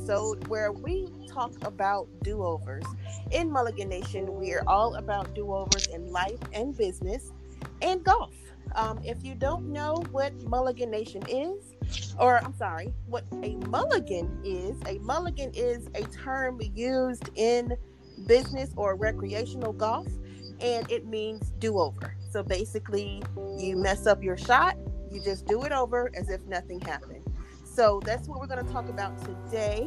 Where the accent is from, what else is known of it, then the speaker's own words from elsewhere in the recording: Georgia, United States; I'm from Edenton, Georgia